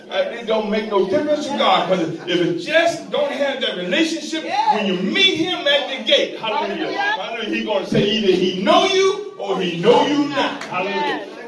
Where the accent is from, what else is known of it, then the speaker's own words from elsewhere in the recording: Memphis, Tennessee, United States; I came from Memphis, and I thought I was, I was saved, and I did everything I was going